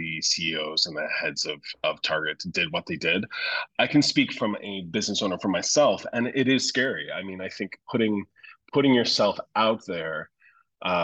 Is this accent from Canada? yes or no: yes; St. John's, Newfoundland and Labrador, Canada; now in Toronto, Canada; my home's in Newfoundland. I'm from St. John's